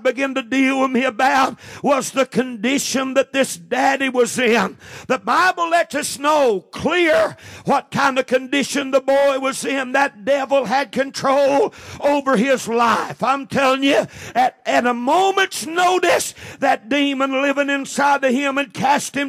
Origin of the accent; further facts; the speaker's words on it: United States; we're American Christians.